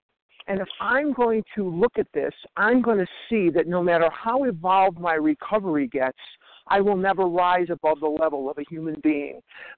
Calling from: Scottsdale, Arizona, United States; I'm calling from Scottsdale, Arizona.

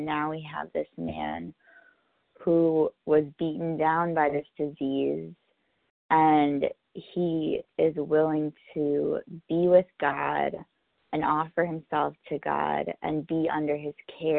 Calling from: New York City, New York, United States; I'm calling from New York City.

